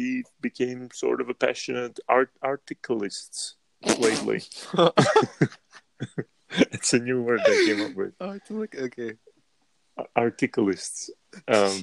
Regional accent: Prague, Czechia; English is a second language; I'm from Prague, which is the capital

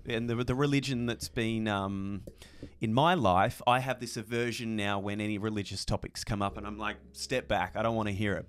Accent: Tassie, Tasmania, Australia; born or raised there; moved away

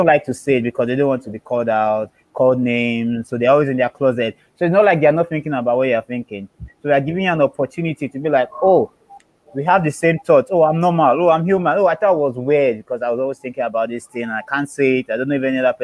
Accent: Lagos, Nigeria; I'm Yoruba, that's the tribe. I am from Nigeria, Lagos.

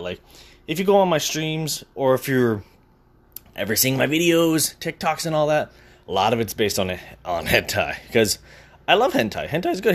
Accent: Brampton, Ontario, Canada; moved away as an adult; now in Scarborough, Canada; I've moved away from where I was from. I moved from Brampton to Scarborough.

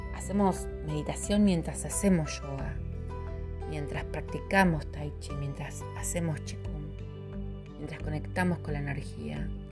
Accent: Patagonia, Argentina; en mi país

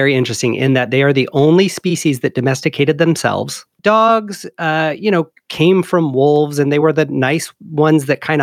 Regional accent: Sigourney, Iowa, United States; moved away as an adult; I was born and raised in Iowa, a little town called Sigourney.

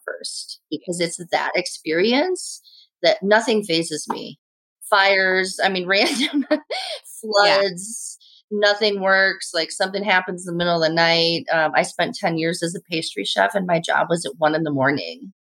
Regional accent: Indiana, United States; moved away as an adult; also born or lived in Hyde Park, New York; i grew up in indiana

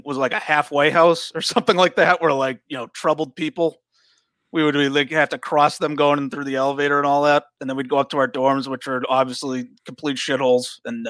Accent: North Andover, Massachusetts, United States; North Andover, Massachusetts.

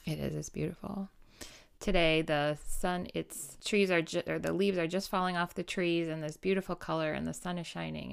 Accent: Wisconsin, United States

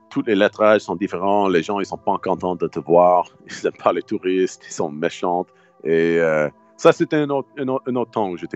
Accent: United States; French is a second language; Moi, je suis américain, je suis gros.

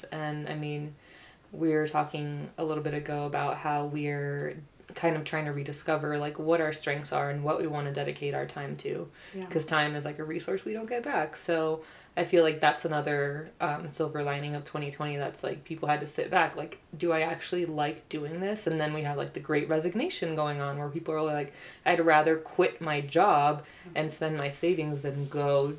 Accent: Puerto Rico; now in United States; I'm from Puerto Rico. So just, I feel like we have that exposure to something else.

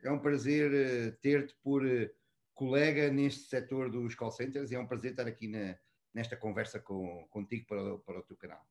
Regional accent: Almada, Lisbon, Portugal; moved away as an adult; also born or lived in Mozambique / Brazil / Egypt; now in Dubai, United Arab Emirates; Eu trabalho com tanto gosto uh, em Almada, eh, onde eu cresci, estudei e onde vivo em, em Portugal

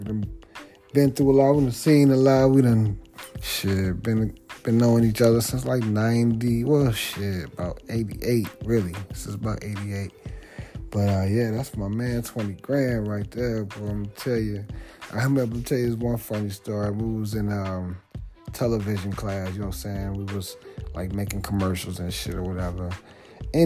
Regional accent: D.C. area, Maryland, United States; moved away; also born or lived in Washington, D.C.; I'm from the Maryland, D.C. area

